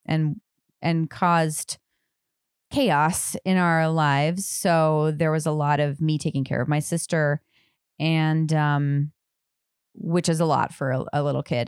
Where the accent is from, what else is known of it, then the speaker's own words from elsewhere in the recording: Durango, Colorado, United States; I grew up in Colorado, Durango.